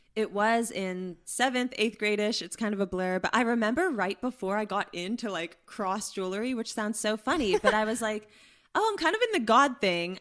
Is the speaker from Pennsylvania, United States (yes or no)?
yes; Pittsburgh, Pennsylvania, United States; moved away; I'm from Pittsburgh, Pennsylvania.